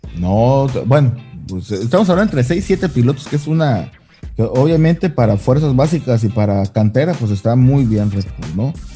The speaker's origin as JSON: {"language": "Spanish", "country": "Mexico", "said": "como buen mexicano que somos"}